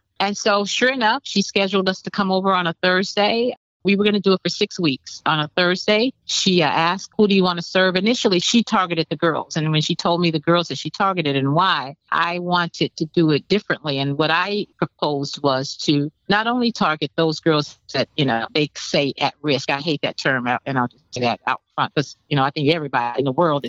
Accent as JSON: {"language": "English", "town": "Miami", "region": "Florida", "country": "United States", "tie": "born or raised there", "said": "I grew up in Liberty City in Miami, Florida."}